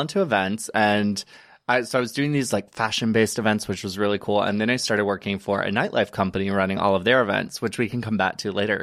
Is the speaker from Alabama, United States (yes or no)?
yes; Alabama, United States; moved away as an adult; also born or lived in Chattanooga, Tennessee; now in New York, United States; I am originally from Private, Alabama, which is a small little town. Um, grew up there, born and raised